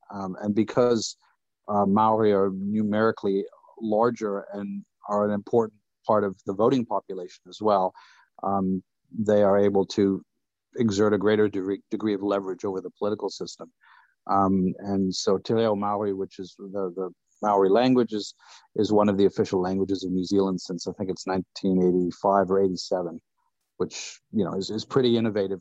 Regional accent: Saskatchewan, Canada; I'm from Saskatchewan

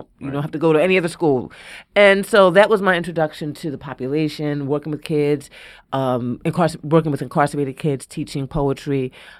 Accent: Philadelphia, Pennsylvania, United States; I'm from West Philly. I'm like, fuck a giggle.

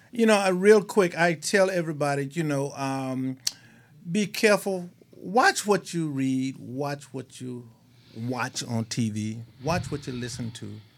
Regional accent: Mississippi, United States; I grew up in Mississippi. We just dirt poor

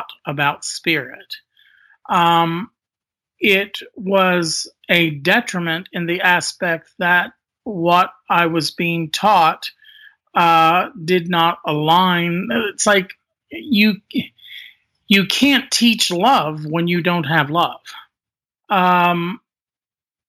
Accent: Indiana, United States; I was forced to return home into my home state of Indiana

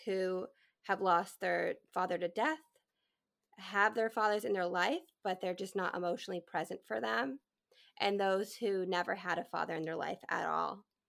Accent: New England, United States; So I grew up in New England, born and raised

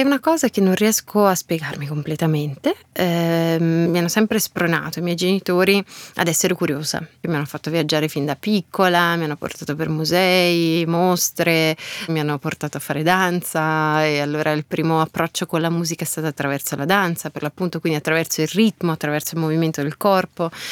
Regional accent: Lucca, Tuscany, Italy; moved away; also born or lived in Milan; io abitavo ancora a Lucca, nella mia città natale

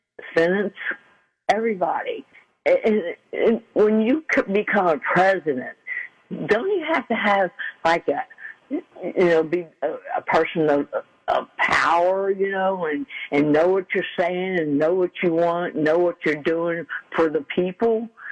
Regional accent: United States; I'm a citizen. I've been since today all my life, and I'm American.

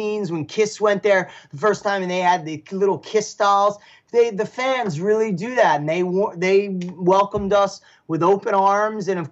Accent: Paramus, New Jersey, United States; I'm from Paramus

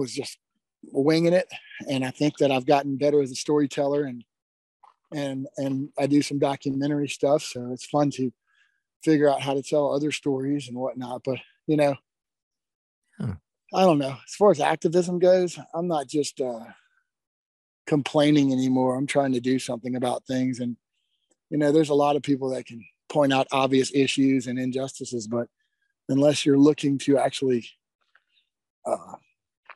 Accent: Baton Rouge, Louisiana, United States; moved away as an adult; also born or lived in Lafayette, Louisiana; now in Montana, United States; I grew up in Baton Rouge

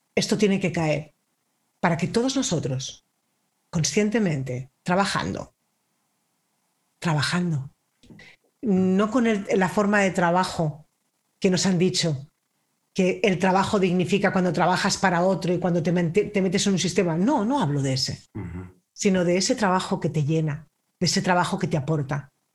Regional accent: Spain; yo soy española

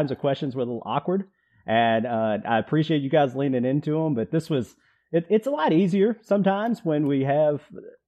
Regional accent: outside of Nashville, Tennessee, United States; my hometown here outside of Nashville

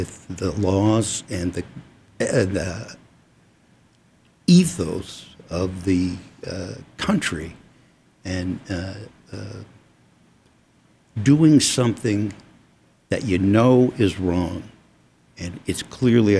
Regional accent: United States; also born or lived in Arizona; I like being an American and living in America and living in Arizona

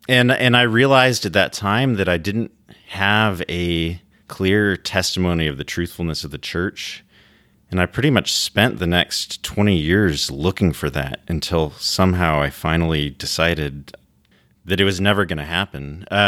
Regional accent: Washington, United States; Yeah, so I grew up in Washington State and was born into a Mormon family.

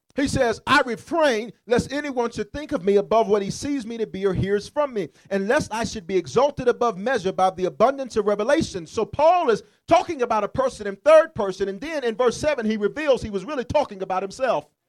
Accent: Memphis, Tennessee, United States; I'm from South Memphis.

